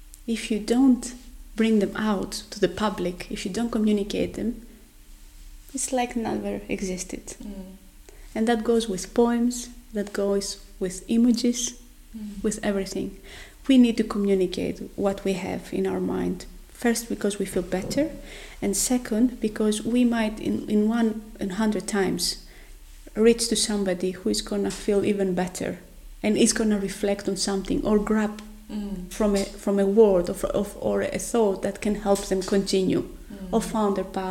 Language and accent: English; Greece; moved away as an adult; also born or lived in Netherlands; now in Oslo, Norway; I'm coming from Greece